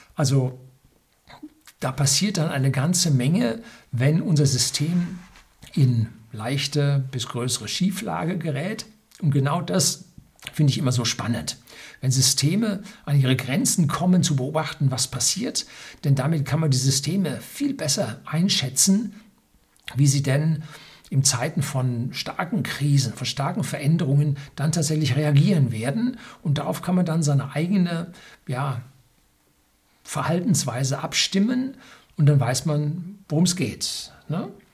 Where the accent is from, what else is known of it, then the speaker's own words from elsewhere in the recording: Bavaria, Germany; bei uns in Bayern